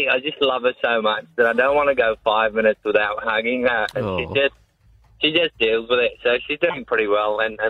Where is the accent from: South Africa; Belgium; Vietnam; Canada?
South Africa; now in Australia; I'm from South Africa.